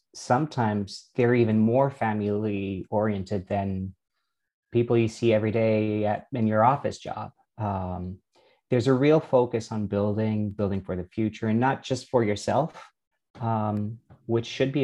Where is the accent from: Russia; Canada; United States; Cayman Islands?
Canada; also born or lived in France; So I'm Canadian and French. I'm both. Raised in both languages at the same time, which makes your life much easier.